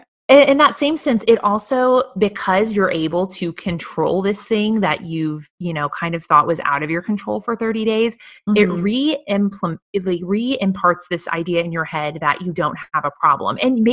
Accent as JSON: {"language": "English", "region": "Midwest", "country": "United States", "tie": "born or raised there", "said": "a young girl growing up in the Midwest, that there was no word for that."}